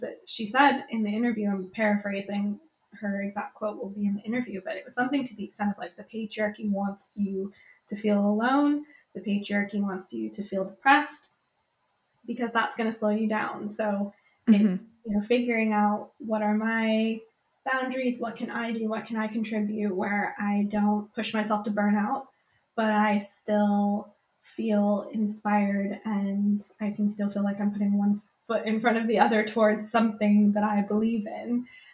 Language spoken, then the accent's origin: English; United States; now in United Kingdom; I'm American living in the UK, but still feel quite connected to everything happening back in the States